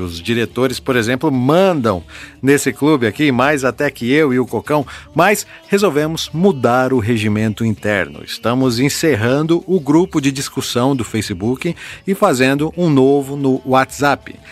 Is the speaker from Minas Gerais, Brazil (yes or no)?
no; Novo Horizonte, São Paulo, Brazil; Eu sou nascido em Novo Horizonte, aqui no interior de São Paulo